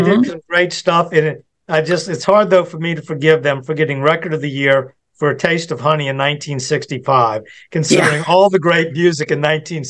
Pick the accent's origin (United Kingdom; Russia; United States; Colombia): United Kingdom; I know for me, being British, that was cool to me.